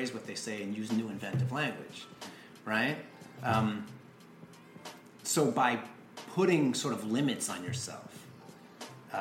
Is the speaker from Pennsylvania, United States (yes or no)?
no; Huntington Station, New York, United States; I grew up in Huntington Station, Long Island.